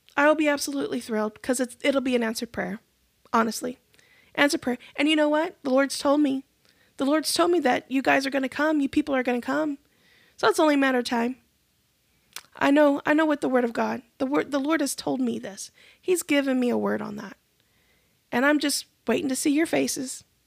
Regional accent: United States; As American Christians

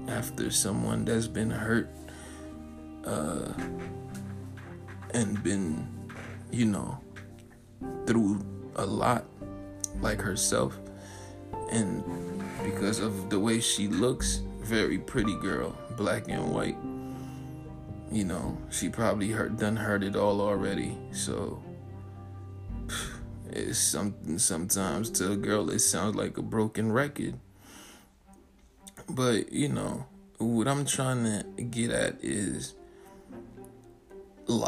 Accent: Florida, United States; I'm not from here. I'm from Florida

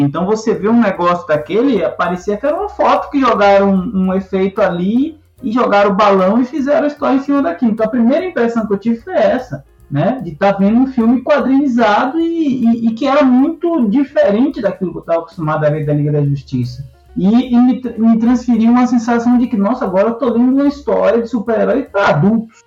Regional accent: Salvador, Bahia, Brazil; moved away; cresci em Salvador, na periferia de Salvador

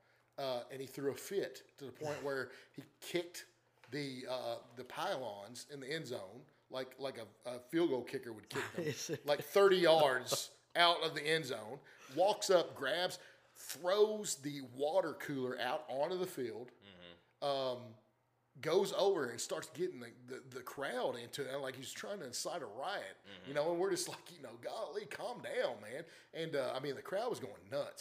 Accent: Glasgow, Kentucky, United States; moved away as an adult; grew up in Glasgow, Kentucky

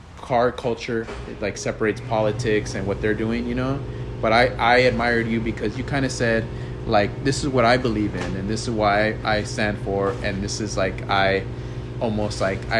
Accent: Los Angeles, California, United States; I grew up in Sereno

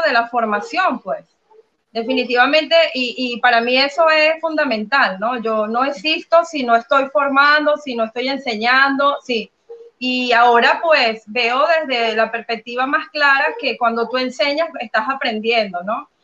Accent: Venezuela; moved away as an adult; creo que toda mi vida fue Venezuela 100%, hasta hace poco, hasta hace unos seis años que salí de Venezuela

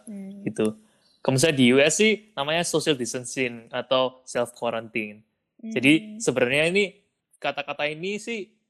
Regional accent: Surabaya, East Java, Indonesia; now in United States; dari Surabaya

